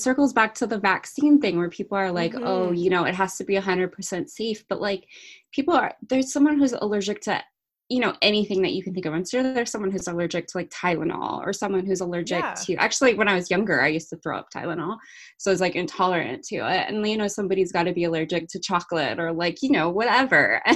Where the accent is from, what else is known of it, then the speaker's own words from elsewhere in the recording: California, United States; now in England; I grew up in California